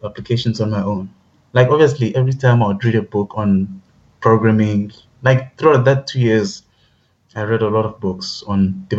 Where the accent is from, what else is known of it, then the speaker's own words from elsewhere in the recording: South Africa; growing up in South Africa was like probably growing up anywhere else